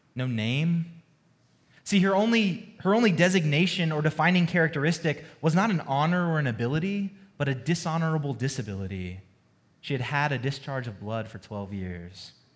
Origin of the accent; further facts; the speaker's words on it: Georgia, United States; moved away as an adult; also born or lived in California; now in Dallas, United States; I'm not a native Texan, I've only been here um, just over a year, but I love Texas, but I'm originally from Georgia